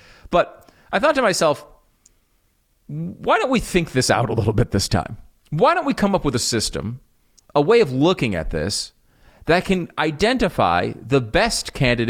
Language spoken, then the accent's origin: English; Connecticut, United States; also born or lived in New York; now in Texas, United States; I used to live in the Northeast. I grew up in Connecticut, in New York.